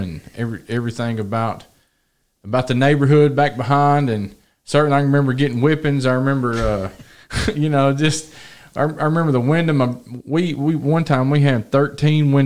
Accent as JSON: {"language": "English", "country": "United States", "tie": "born or raised there", "said": "I was born and raised in America, and I plan to live here my whole life"}